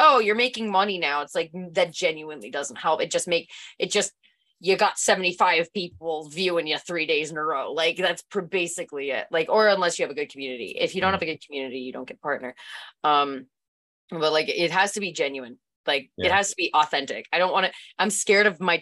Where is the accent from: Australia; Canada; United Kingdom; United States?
Canada; Thank God I'm Canadian though.